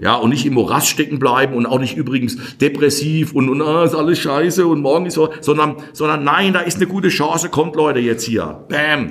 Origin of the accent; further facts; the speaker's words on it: Kirchheim an der Weinstraße, Rhineland-Palatinate, Germany; wir Pfälzer